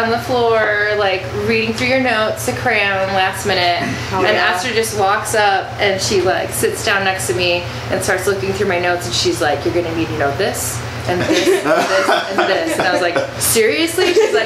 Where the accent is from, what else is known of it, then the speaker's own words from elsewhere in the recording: Waukegan, Illinois, United States; moved away as an adult; now in Milwaukee, United States; I grew up in Waukegan, Illinois area, came to Milwaukee, it'll be 13 years